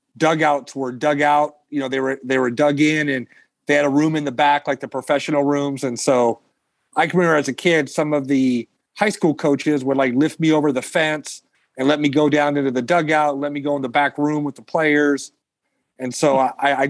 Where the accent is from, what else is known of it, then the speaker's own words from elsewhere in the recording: Long Beach, California, United States; now in Fresno, United States; a kid from Long Beach, where I grew up in Southern California